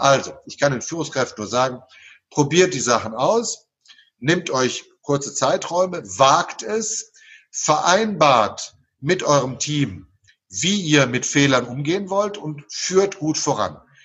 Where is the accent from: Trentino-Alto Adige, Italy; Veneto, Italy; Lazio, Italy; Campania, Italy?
Campania, Italy; Naples; moved away; Ich bin in Neapel geboren und Neapel ist eine der abergläubischsten Städte des Universums